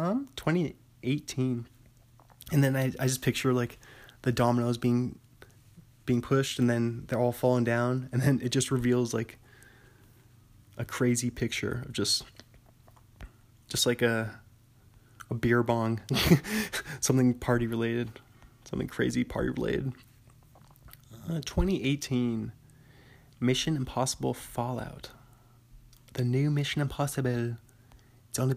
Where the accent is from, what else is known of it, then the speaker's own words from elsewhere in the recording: Bothell, Washington, United States; my hometown, near Bothell, Washington